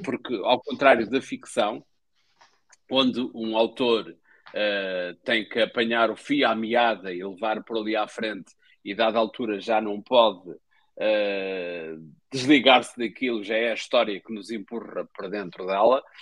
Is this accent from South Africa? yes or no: no; Espinho, Aveiro District, Portugal; eu sou do Espinho